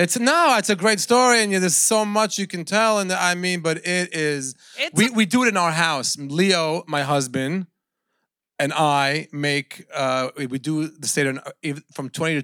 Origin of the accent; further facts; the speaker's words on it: Sweden; I'm from Sweden.